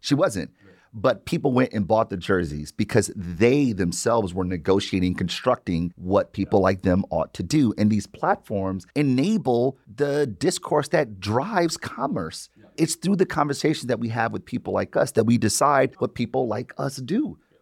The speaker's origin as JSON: {"language": "English", "town": "Detroit", "region": "Michigan", "country": "United States", "tie": "born or raised there", "said": "I've born and raised in Detroit"}